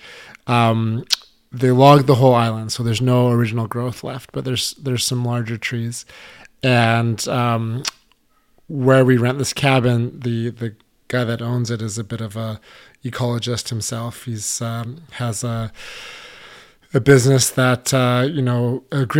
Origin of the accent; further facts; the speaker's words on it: Canada; as a kid growing up in Canada